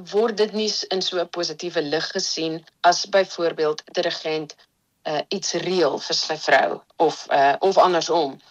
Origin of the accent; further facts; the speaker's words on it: Stellenbosch, Western Cape, South Africa; moved away as an adult; also born or lived in Empangeni; now in Netherlands; Stellenbosch toe getrek saam met my gesin en daarso het ek groot geword. So ek dink ek was iets soos 3 jaar oud. So Stellenbosch voel eintlik maar soos my tuisdorp.